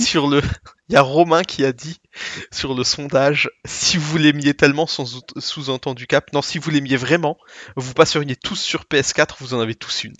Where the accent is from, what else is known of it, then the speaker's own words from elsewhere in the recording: Alsace, Grand Est, France; accent: Alsatian; mon accent alsacien